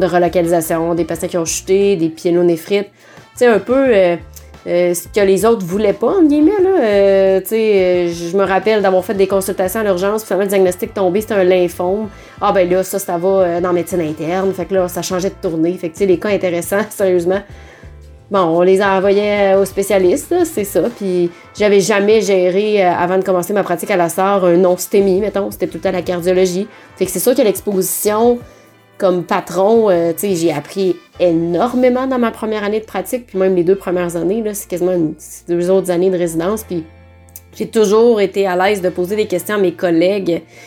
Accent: Quebec City, Quebec, Canada; moved away as an adult; je viens de Québec

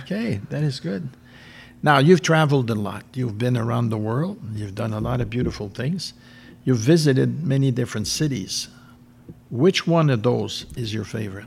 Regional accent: Canada; being French Canadian

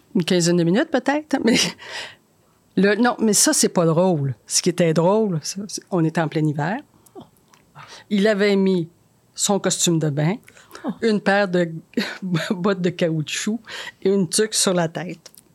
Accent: Chibougamau, Quebec, Canada; moved away; je viens de Chibougamau

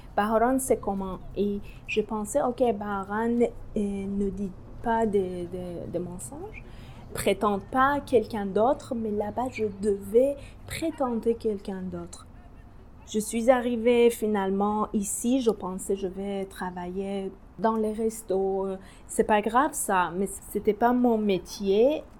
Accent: Tehran, Tehran Province, Iran; French is a second language; moved away as an adult; now in Anjou, Canada; Je suis née à Téhéran euh, pendant la guerre l'Iran-l'Irak

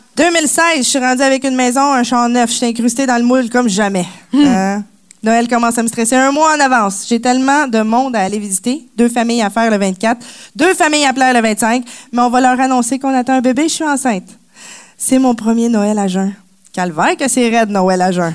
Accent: Quebec, Canada; born or raised there

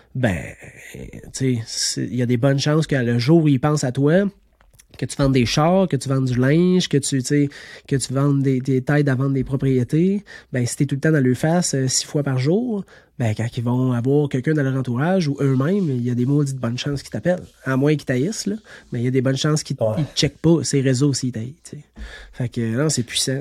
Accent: Estrie, Quebec, Canada; Je suis natif de l'Estrie

